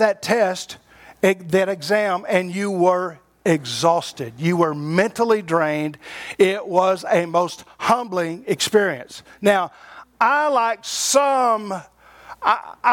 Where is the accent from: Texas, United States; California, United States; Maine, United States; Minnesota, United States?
Texas, United States; Abilene; I'm from the Abilene area